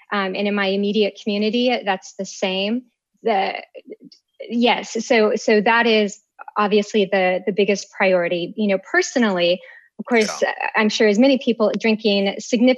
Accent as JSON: {"language": "English", "region": "Minnesota", "country": "United States", "also_born_or_lived": "Austin, Texas", "moved": "as an adult", "lives_now": "Washington, D.C., United States", "said": "I hail from Minnesota."}